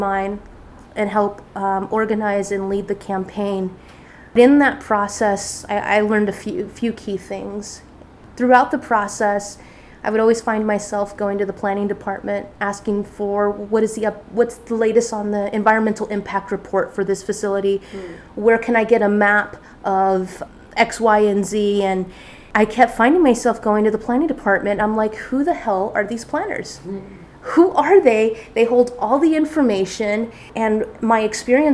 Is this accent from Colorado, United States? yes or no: no; near the Salton Sea, California, United States; moved away as an adult; also born or lived in Long Beach, California / Oregon / San Diego, California; the Salton Sea was about 5 miles from where I used to live.